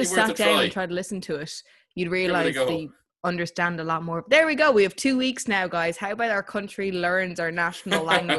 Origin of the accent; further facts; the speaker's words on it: Ireland; when you go in as like an Irish person, you go into school and you learn Irish